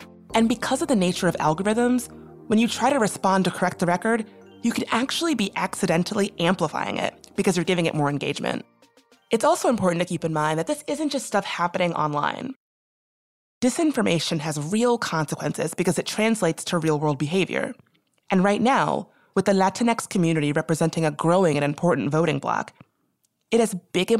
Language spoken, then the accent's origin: English; the American South, United States; my people are Black, we're from the South